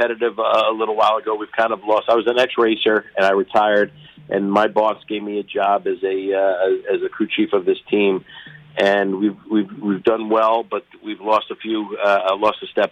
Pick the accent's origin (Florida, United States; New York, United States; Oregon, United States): New York, United States; Long Island; born or raised there